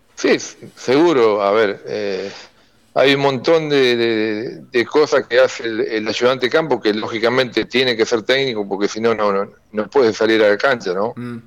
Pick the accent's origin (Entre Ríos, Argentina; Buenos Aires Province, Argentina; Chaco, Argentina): Entre Ríos, Argentina; Seguí; also born or lived in Crespo; Yo soy nacido en Seguí, mis viejos están ahí, mis hermanos, jugué en la Liga para la Campaña, en el Seguí el Club